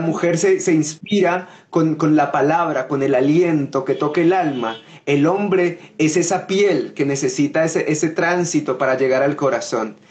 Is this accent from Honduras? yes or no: no; Coffee Axis, Colombia; en mi tierra, en Colombia, en el eje cafetero